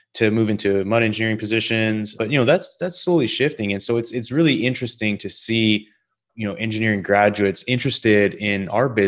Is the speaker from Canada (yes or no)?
yes; Canada; moved away as an adult; also born or lived in Denver, United States; now in United States; me growing up in Canada